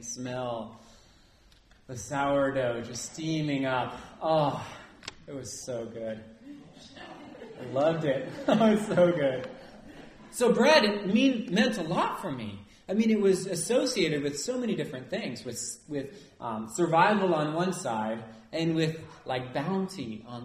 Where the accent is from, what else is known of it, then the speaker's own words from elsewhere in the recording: Nevada City, California, United States; growing up in Nevada City